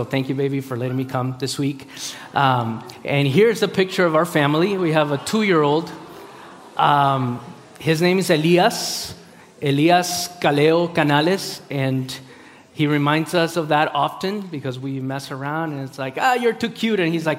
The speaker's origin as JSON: {"language": "English", "country": "Costa Rica", "tie": "born there", "said": "I was born in Costa Rica. My parents are from Peru. I'm a missionary kid. I'm a pastor's kid. I'm really messed up because I've moved and I find home in multiple places and yet none."}